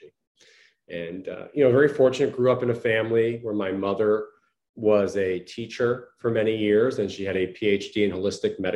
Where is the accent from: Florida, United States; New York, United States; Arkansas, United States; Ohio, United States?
New York, United States; Long Island; also born or lived in Connecticut; I was born and raised in Long Island, New York, in the United States.